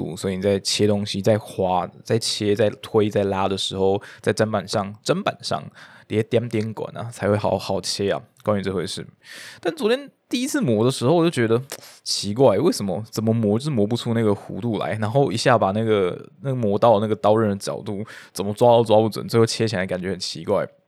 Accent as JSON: {"language": "Chinese", "region": "Taipei", "country": "Taiwan", "said": "我是台北的"}